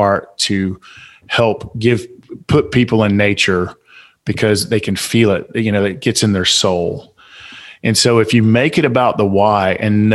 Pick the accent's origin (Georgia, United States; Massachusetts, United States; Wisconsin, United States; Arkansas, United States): Georgia, United States; Atlanta; accent: Southern; I'm from Southside Atlanta